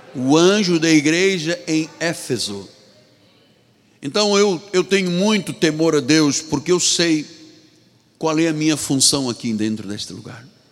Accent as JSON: {"language": "Portuguese", "country": "Angola", "also_born_or_lived": "Portugal", "moved": "as an adult", "said": "eu sou angolano, sou africano."}